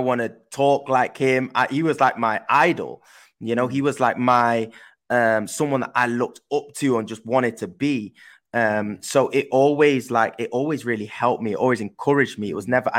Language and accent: English; Manchester, North West England, United Kingdom; accent: English; also born or lived in Netherlands; I then moved from Holland to England. And that's why I've obviously got an English accent, because I grew up in Manchester in England.